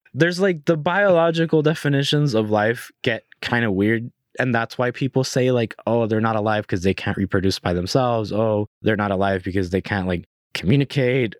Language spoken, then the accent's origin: English; Puerto Rico; moved away; I was born and raised in Puerto Rico. I spent my whole life in Puerto Rico.